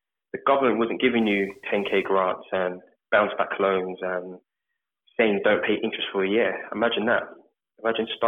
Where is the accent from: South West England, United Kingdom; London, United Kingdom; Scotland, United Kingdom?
London, United Kingdom; also born or lived in Birmingham; I grew up in North London, Edmonton.